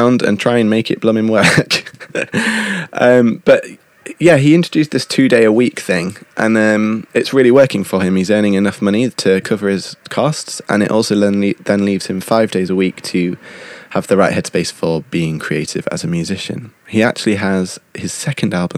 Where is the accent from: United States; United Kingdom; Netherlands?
United Kingdom; accent: British; moved away; my British accent